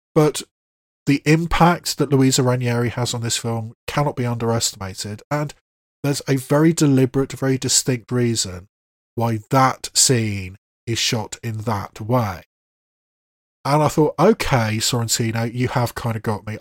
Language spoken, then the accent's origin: English; England, United Kingdom; an English person